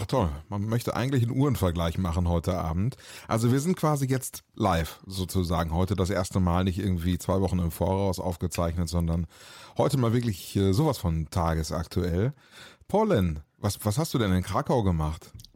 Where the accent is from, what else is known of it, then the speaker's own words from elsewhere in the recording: Germany; unserer äh, gemeinsamen deutschen Geschichte